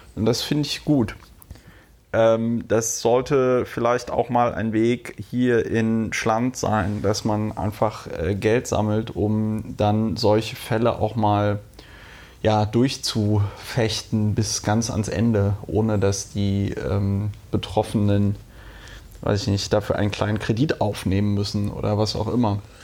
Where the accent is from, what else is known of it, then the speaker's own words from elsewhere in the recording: Bonn, North Rhine-Westphalia, Germany; die Stadt Bonn, wo ich groß geworden bin